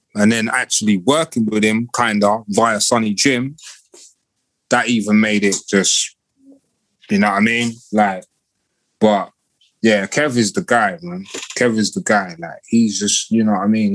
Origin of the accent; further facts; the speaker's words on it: London, United Kingdom; I'm from Kilburn